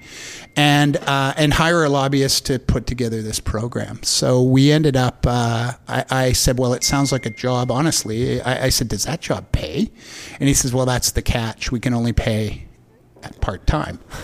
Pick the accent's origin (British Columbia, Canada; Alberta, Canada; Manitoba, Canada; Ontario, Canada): British Columbia, Canada; Vancouver; I grew up in Vancouver